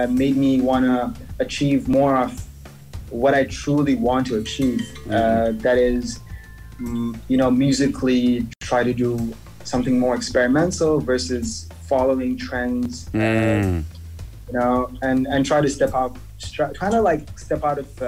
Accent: Dubai, United Arab Emirates; also born or lived in Sri Lanka; I grew up in Dubai. Like, I'm a Dubai kid. I tell everyone, yes, I'm from Dubai, even though I'm originally from Sri Lanka.

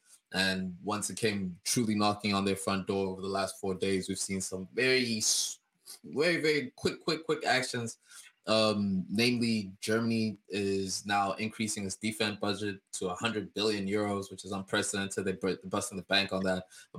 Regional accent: Kazakhstan; When I was in Kazakhstan, growing up in Kazakhstan, a young lad

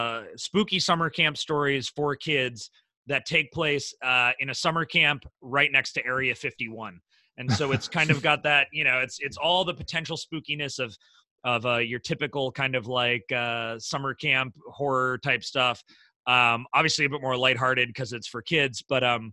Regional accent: Midwest, United States; I'm from the Midwest

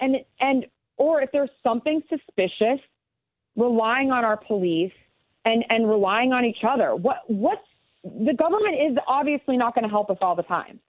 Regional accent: La Junta, Colorado, United States; also born or lived in Rocky Ford, Colorado; in the middle of nowhere in southeastern Colorado, in La Junta, Colorado

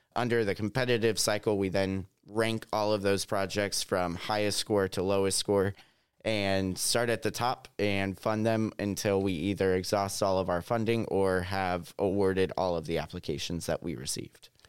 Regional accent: Southwest Missouri, United States; I'm a Missouri native. I grew up in Southwest Missouri

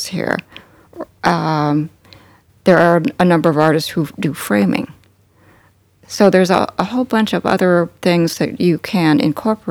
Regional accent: Callaway, Nebraska, United States; also born or lived in North Platte, Nebraska; I grew up in Callaway, in Custer County.

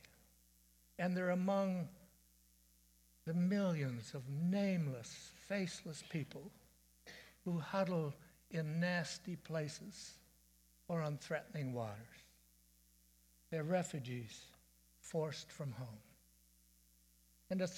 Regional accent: Dundas, Ontario, Canada; moved away as an adult; also born or lived in Chicago; When I was 19, I moved 500 miles away from Dundas to Chicago

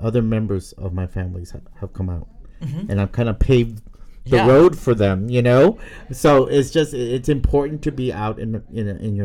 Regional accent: Brownsville, Texas, United States; moved away as an adult; also born or lived in San Antonio, Texas; my hometown of South Texas, Brownsville

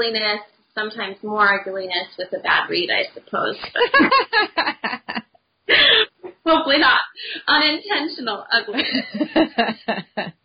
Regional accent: Utah, United States; where I grew up in Utah

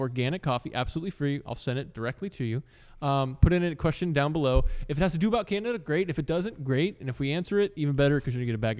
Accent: United States; You know, it's even for me as an American voter, although I just figured I'm a registered independent.

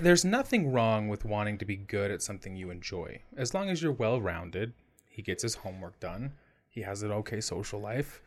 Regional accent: United States; I'm an American

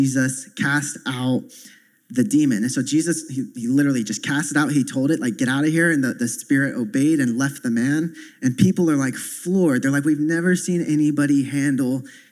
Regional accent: the South, United States; I come from the South where you have like five different denominations on the same block

